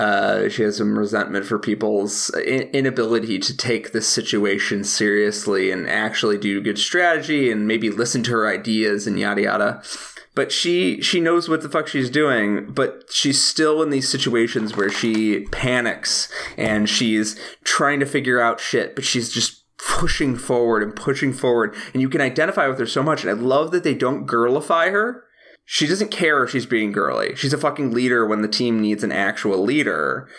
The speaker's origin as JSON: {"language": "English", "town": "Chicago", "region": "Illinois", "country": "United States", "said": "Especially as a Chicagoan, because I like would watch him on TV all the time."}